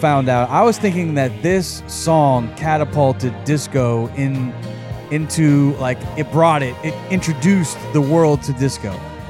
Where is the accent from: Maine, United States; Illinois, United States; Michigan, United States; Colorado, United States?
Illinois, United States; Chicago; I'm from Chicago